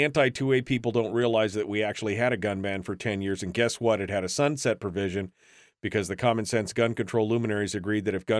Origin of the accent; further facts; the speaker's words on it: Washington, United States; When I was a kid, my best friend was from Texas. I was from Washington State. Sounded like a Texan in a few short months.